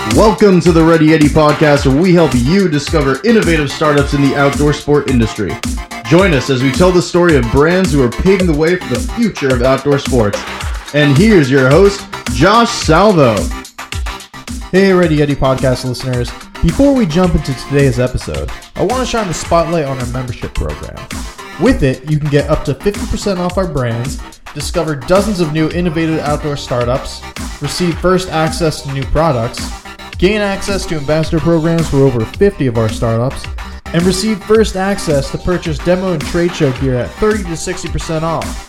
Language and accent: English; Columbus, Ohio, United States; also born or lived in northern Ontario; I grew up in Columbus, Ohio, uh, but spent a lot of time in northern Ontario